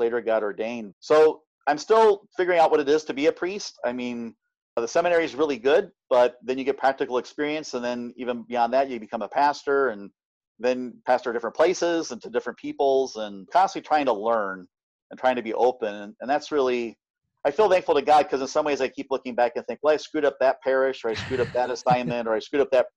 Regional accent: Omaha, Nebraska, United States; also born or lived in Kentucky / Ohio; And I've been in Omaha ever since

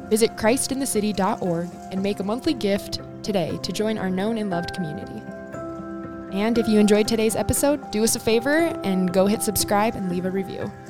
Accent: United States; I'm American

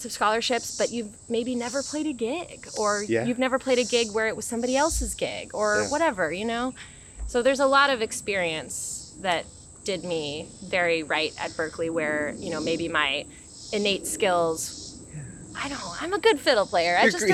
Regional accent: Olympia, Washington, United States; moved away as an adult; also born or lived in Bellingham, Washington / Denver / Boston; I'm from Olympia, and I went to school in Bellingham, Washington originally

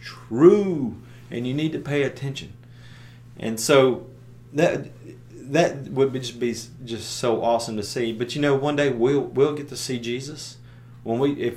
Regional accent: United States; my American way of thinking in 2021

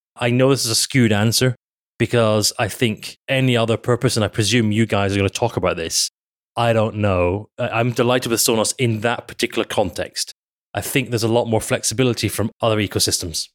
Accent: United Kingdom; we're British

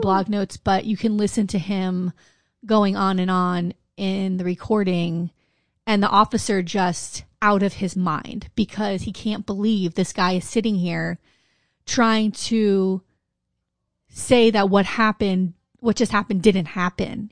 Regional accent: Wilton Manors, Florida, United States; I grew up in Wilton Manors

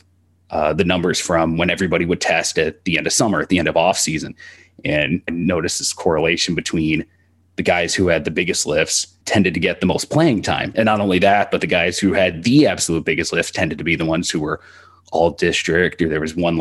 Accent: Texas, United States; growing up in Texas and going to a big high school

